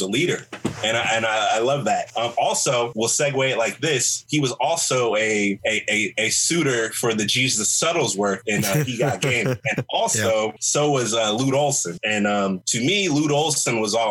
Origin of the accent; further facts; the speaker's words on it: Charleston, South Carolina, United States; moved away as an adult; also born or lived in Arizona; growing up in Charleston, South Carolina